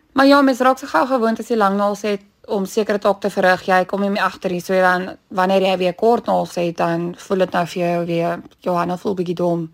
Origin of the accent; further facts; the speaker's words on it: Bellville, Western Cape, South Africa; Ek het hier grootgeword in Bellville gebore